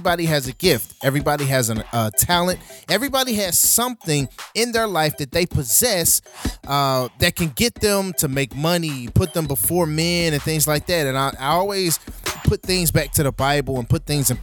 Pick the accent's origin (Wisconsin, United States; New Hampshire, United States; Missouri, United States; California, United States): Missouri, United States; St. Louis; St. Louis, Missouri, my hometown